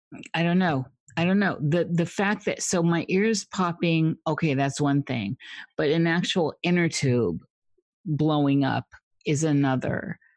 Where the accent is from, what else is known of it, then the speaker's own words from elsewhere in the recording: Midwest, United States; I grew up in the Midwest in Tornado Alley.